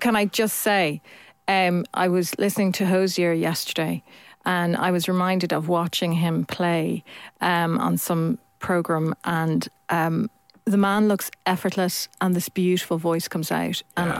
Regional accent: Ireland; you weren't part of a very religious family when you're Irish.

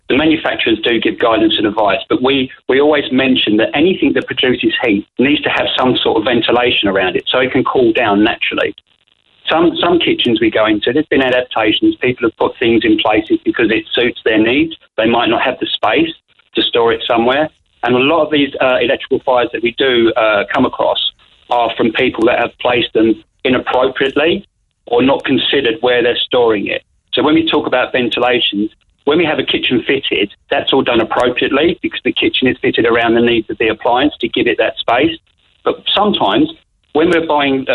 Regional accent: England, United Kingdom; moved away as an adult; now in Kanturk, Ireland; I'm the Englishman in Kanturk

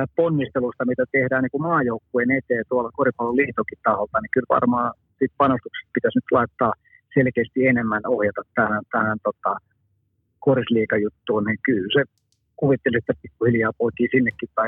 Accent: Finland; ollaan Suomesta

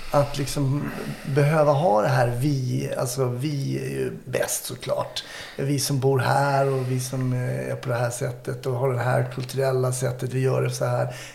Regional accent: Germany; Min bästa kompis var italienare, jag tysk. Man kanske ser mer ut som en italienare än en klassisk tysk.

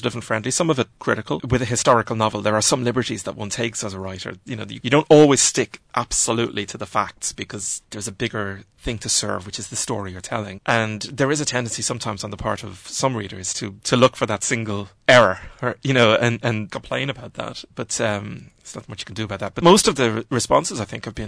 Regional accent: Ireland; being an Irish writer at the moment, I think, is that in my generation of Irish writers

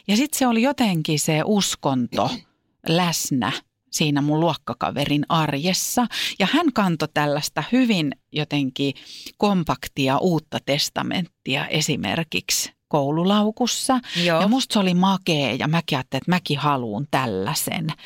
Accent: Vantaa, Uusimaa, Finland; Vantaan Korsossa, mistä mä oon kotoisin

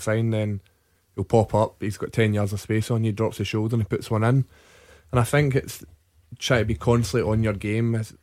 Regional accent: Carmyle, Scotland, United Kingdom; I'm from Carmyle, a little place next to Cambus Lang, and I started off at Wolves Boys Club

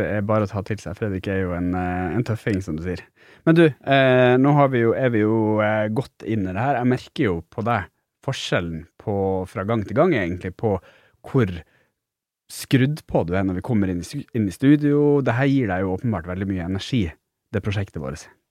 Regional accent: Finnmark, Norway; jeg er jo fra Finnmark

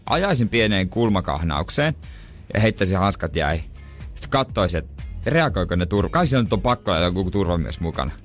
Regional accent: Seinäjoki, South Ostrobothnia, Finland; born or raised there; moved away

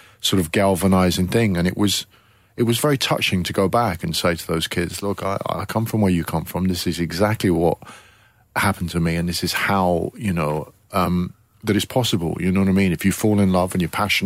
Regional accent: Coventry, West Midlands, United Kingdom; I joined a little youth theatre in my hometown in Coventry

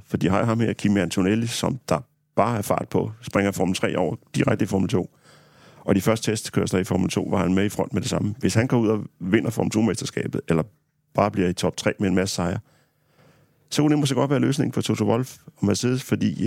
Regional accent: Harslev, Zealand, Denmark; mine forældre har haft et øh, autoværksted hjemme i Harslev på Sydsjælland

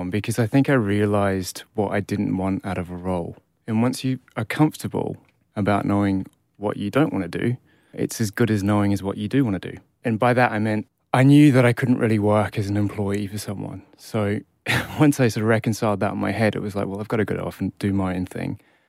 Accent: Australia; also born or lived in United Kingdom; but I guess I grew up in Australia. It's formative years there. Although I only spent 10 years of my life there.

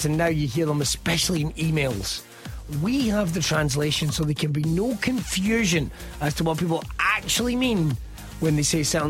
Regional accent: Scotland, United Kingdom; As a Scotsman

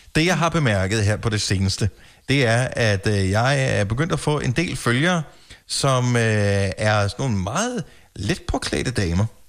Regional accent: Funen, Southern Denmark, Denmark; also born or lived in Greater Copenhagen area; now in Greater Copenhagen, Denmark; jeg er opvokset på Fyn

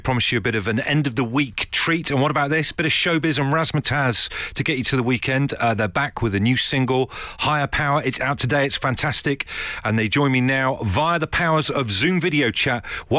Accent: Brixham, South West England, United Kingdom; Chris, you are a fellow Devonian. I'm from Brixham.

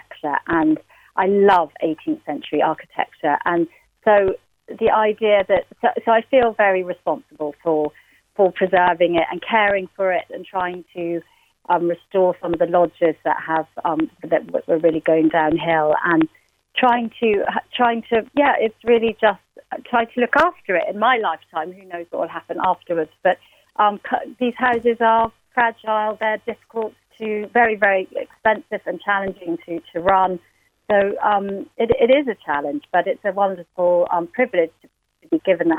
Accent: Glin, Munster, Ireland; born or raised there; also born or lived in London, United Kingdom

